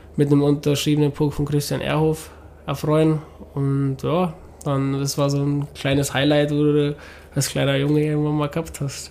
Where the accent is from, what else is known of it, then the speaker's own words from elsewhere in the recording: Ingolstadt, Bavaria, Germany; moved away as an adult; now in Rosenheim, Germany; ich war ja gebürtiger Engelstädter und ich habe mal meine Freunde da gehabt